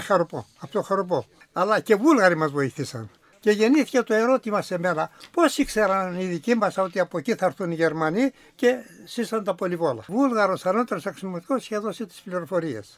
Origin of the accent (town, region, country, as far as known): Promachonas, Central Macedonia, Greece; born or raised there